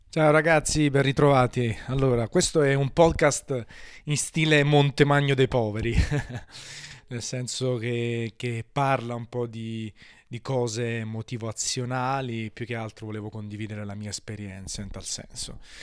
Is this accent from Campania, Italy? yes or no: yes; Naples, Campania, Italy; Sono napoletano